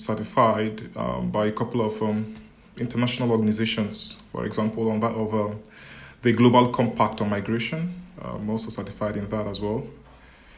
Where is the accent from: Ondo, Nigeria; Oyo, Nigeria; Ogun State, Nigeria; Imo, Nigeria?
Imo, Nigeria; moved away; I am a Nigerian by birth.